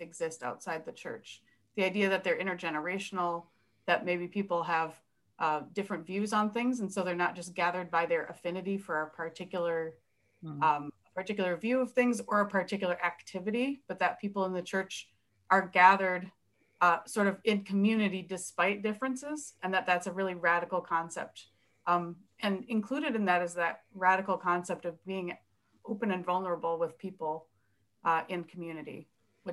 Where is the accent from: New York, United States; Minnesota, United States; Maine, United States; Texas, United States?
Minnesota, United States; I am a white Minnesota Protestant. I come from German stock